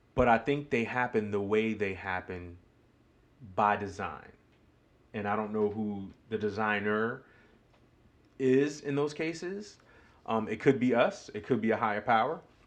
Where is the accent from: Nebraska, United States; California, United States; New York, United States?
New York, United States; moved away as an adult; now in Greenville, United States; growing up in New York